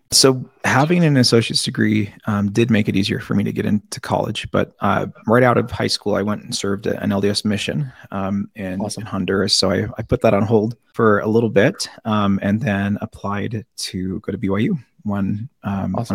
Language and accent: English; Seattle, Washington, United States; I grew up in in South Seattle.